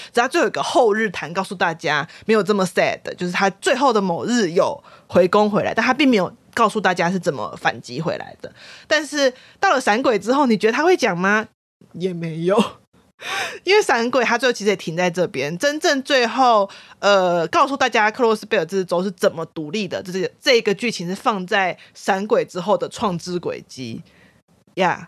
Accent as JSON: {"language": "Chinese", "country": "Taiwan", "said": "我觉得作为一个台湾人"}